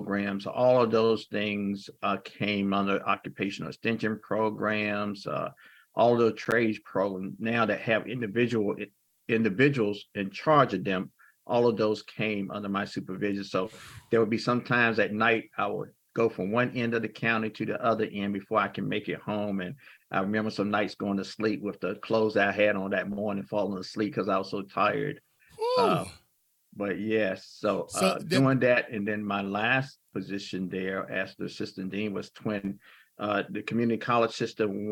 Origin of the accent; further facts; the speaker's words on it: New Bern, North Carolina, United States; New Bern is my hometown